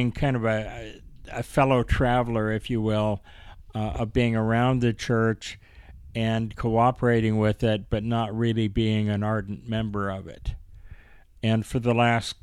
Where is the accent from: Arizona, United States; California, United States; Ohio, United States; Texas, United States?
Arizona, United States; Mesa; I grew up primarily in Mesa, Arizona